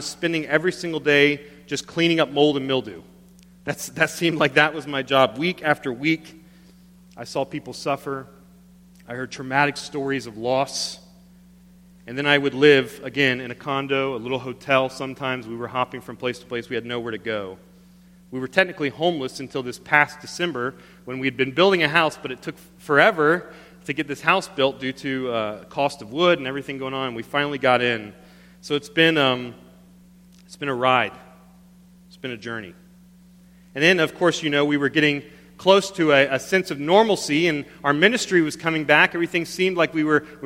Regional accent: Panama City, Florida, United States; moved away as an adult; I moved to my hometown of Panama City, Florida, the Redneck Riviera.

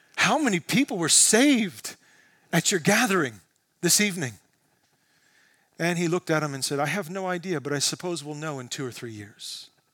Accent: United States; as American Christians

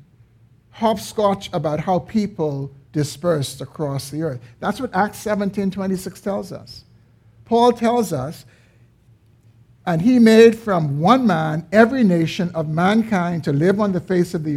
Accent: Bahamas; we were born in the Bahamas

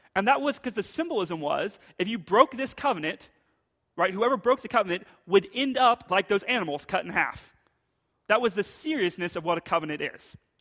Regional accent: United States; as American Christians

